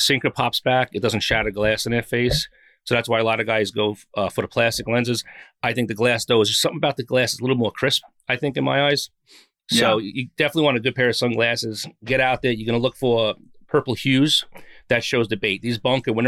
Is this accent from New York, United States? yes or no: yes; Long Island, New York, United States; I am from Long Island, New York.